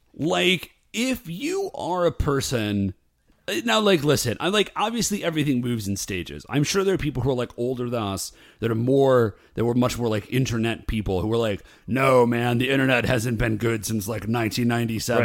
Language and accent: English; Ohio, United States; also born or lived in Alabama; technically, I was born in Alabama, but I think of myself as being from Ohio